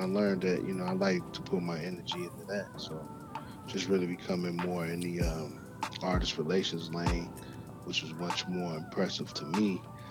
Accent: Chicago, Illinois, United States; moved away as an adult; now in Atlanta, United States; growing up in Chicago. And I really wanted to, you know, be a rap star. Initially, you know, I moved from Chicago to Atlanta back in 2006 permanently

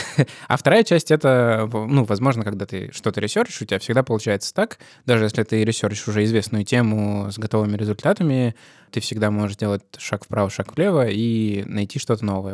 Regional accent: Russia; у нас в России

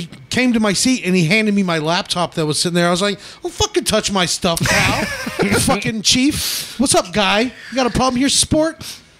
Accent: Baltimore, Maryland, United States; moved away; I'm originally from Baltimore.

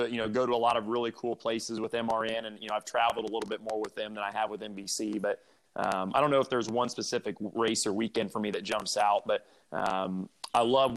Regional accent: Indianapolis, Indiana, United States; growing up in Indy as a race car driver

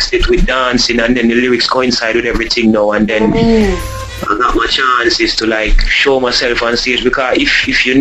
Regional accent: Spanish Town, Saint Catherine, Jamaica; also born or lived in Saint Andrew, Jamaica / Kingston, Jamaica; I grew up in Spanish Town when I left and went to St. Andrew in Jamaica.

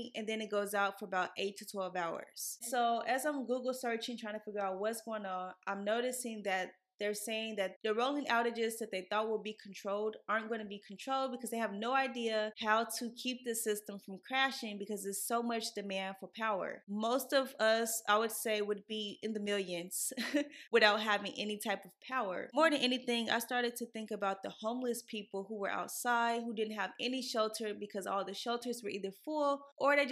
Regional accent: Midwest, United States; now in Texas, United States; I grew up in the Midwest, so I'm used to like mountains of snow

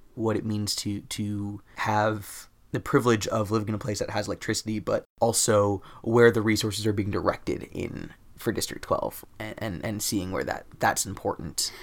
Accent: United States; my privilege as American

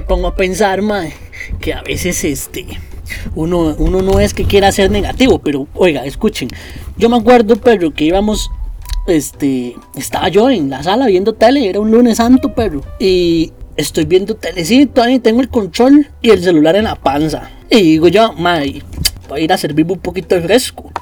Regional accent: Costa Rica; cómo somos los ticos

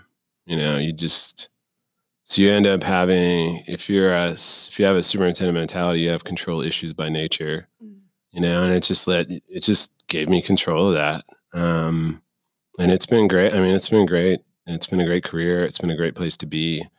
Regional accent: Clearwater, Florida, United States; So, the formative years, as you like to call them, were in Clearwater, Florida.

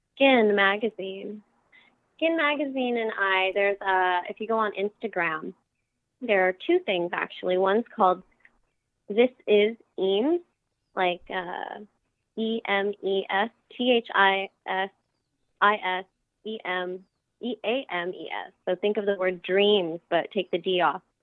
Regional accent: Las Vegas, Nevada, United States; my hometown of Las Vegas

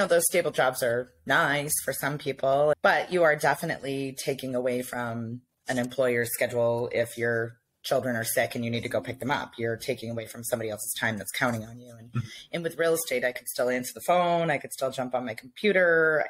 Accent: Portland, Maine, United States; I'm from Portland.

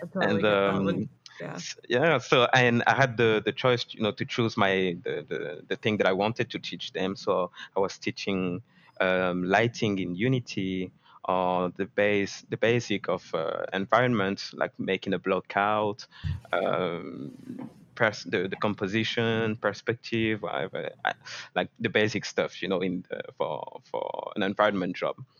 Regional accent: France; I grew up in France

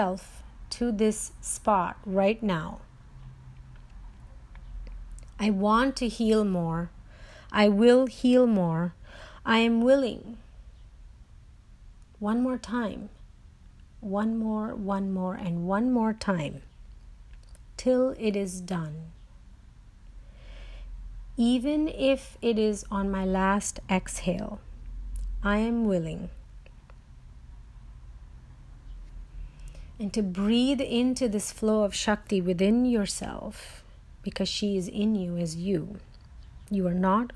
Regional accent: India; moved away; When I was growing up in India

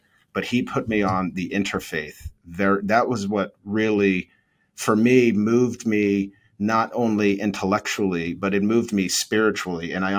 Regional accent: Needham, Massachusetts, United States; I grew up right outside of Boston in Needham.

